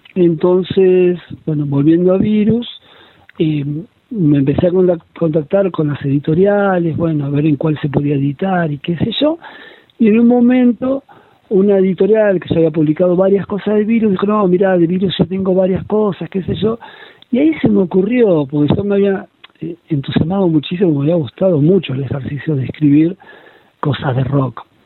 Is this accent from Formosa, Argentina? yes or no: no; La Plata, Buenos Aires Province, Argentina; yo soy eh, de La Plata, soy investigador del CONICET